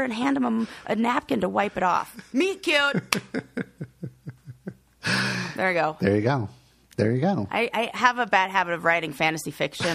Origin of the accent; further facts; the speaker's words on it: Colorado, United States; I'm just from Colorado. It's very sunny.